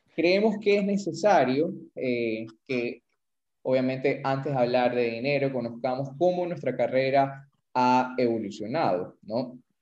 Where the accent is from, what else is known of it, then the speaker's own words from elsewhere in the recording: Ecuador; somos fisioterapeutas ecuatorianos, así que vamos a hablar un poco de la realidad de eh, la fisioterapia aquí en Ecuador